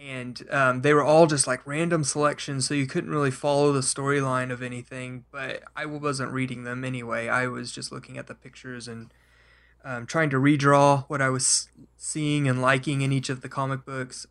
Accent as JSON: {"language": "English", "town": "Oklahoma City", "region": "Oklahoma", "country": "United States", "tie": "born or raised there", "said": "I grew up in Oklahoma, I've been here all my life"}